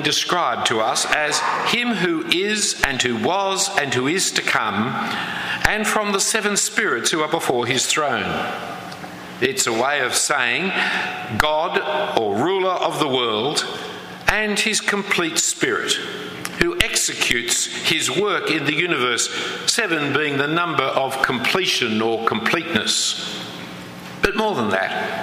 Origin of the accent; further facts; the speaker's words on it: Australia; as you can clearly hear from my lack of accent, I come from a different land than yours